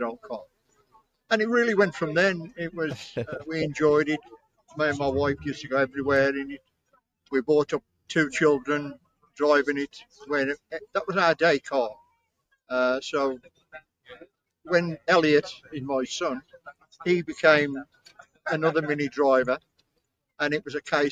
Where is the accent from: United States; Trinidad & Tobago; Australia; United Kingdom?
United Kingdom; Black Country, West Midlands; accent: Black Country; my accent is what they call black country